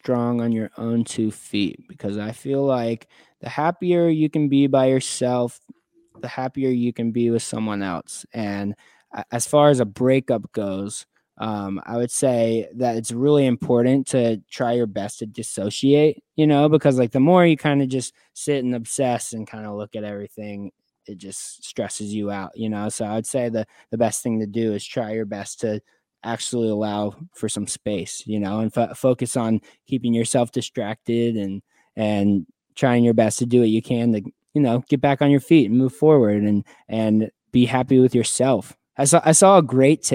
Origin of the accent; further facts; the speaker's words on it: Florida, United States; now in Los Angeles, United States; I'm from Florida. I'm from the South.